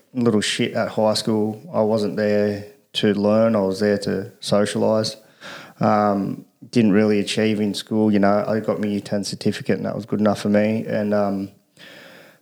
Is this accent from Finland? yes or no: no; Australia; The Caro boy, born and bred. Pretty much lived here all my life up until I was about 20